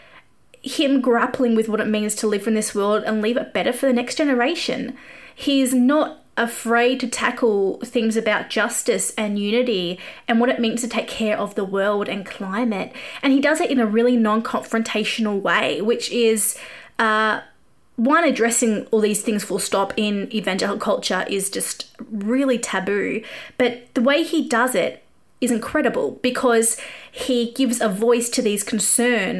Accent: Australia; accent: Australian; I grew up an evangelical kid. I used to sing songs on the steps at school and tell people about Jesus. And like, this would have been odd in America, but this was in Australia

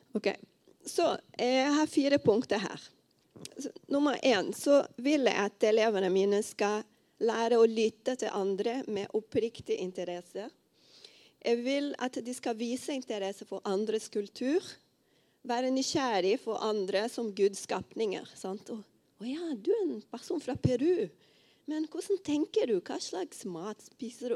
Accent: Rio de Janeiro, Brazil; moved away as an adult; now in Os, Norway; Jeg kommer fra Rio de Janeiro i Brasil. Og nå har jeg vært her i Norge i tolv år

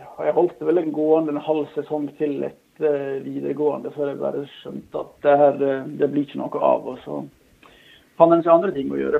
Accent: Norway; also born or lived in Bærum / Lillehammer; Jeg vokste opp lengst inn i Håndalen

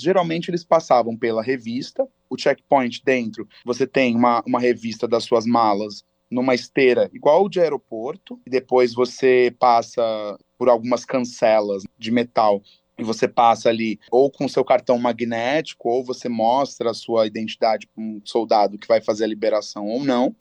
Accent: Brazil; eu sou do Brasil

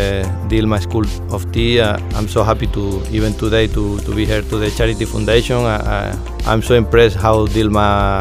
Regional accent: Canary Islands, Spain; English is a second language; moved away as an adult; now in Koh Samui, Thailand; I'm coming from Canary Island, a small island in Spain

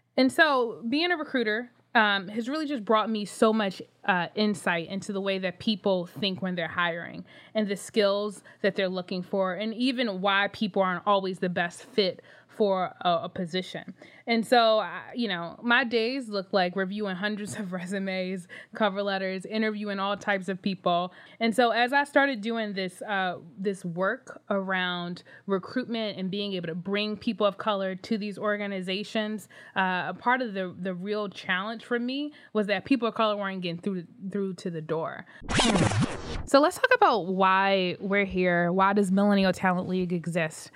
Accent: Philadelphia, Pennsylvania, United States; moved away as an adult; now in New York, United States; I was raised in Philly, I kinda lived all around, um, including, uh, North Philly

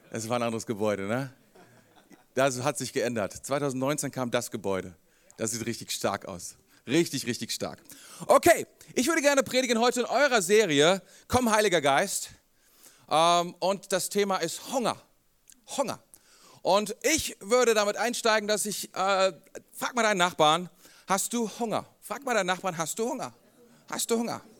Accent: Rendsburg, Schleswig-Holstein, Germany; born there; Ich bin geboren in Rheinland, ich bin geboren in Rendsburg. Für einen Rendsburger ist das hier Italien.

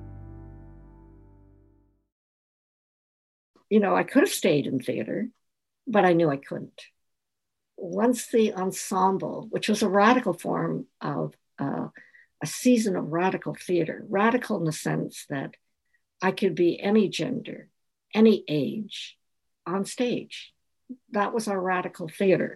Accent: Canada; I'm from Chinatown

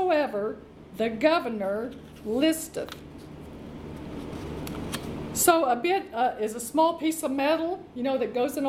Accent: Arkansas, United States; Arkansas, which is my home state

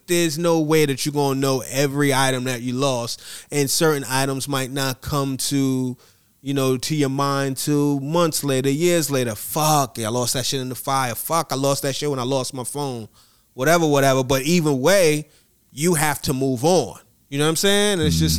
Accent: Atlanta, Georgia, United States; You from Budapest. I'm from Atlanta.

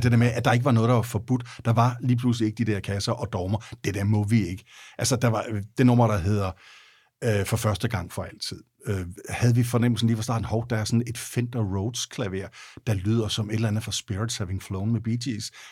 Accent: Denmark; jeg er vokset op i Jylland

